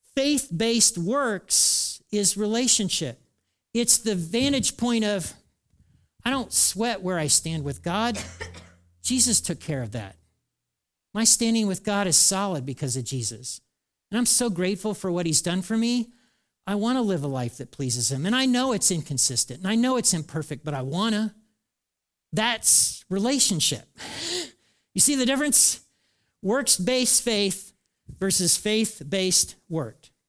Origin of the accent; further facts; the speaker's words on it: United States; I'm an American.